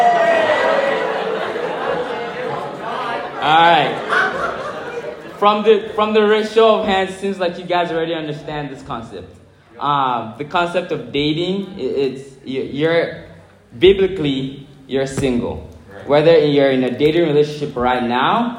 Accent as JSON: {"language": "English", "country": "Nigeria", "first_language": "English", "moved": "as an adult", "lives_now": "Milwaukee, United States", "said": "I'm from Nigeria, I moved to the United States 8 years ago"}